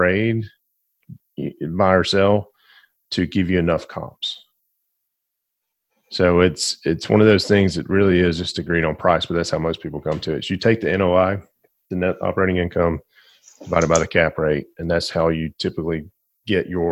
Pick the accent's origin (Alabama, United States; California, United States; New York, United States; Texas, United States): Alabama, United States; Glencoe; I was born and raised in Glencoe, Alabama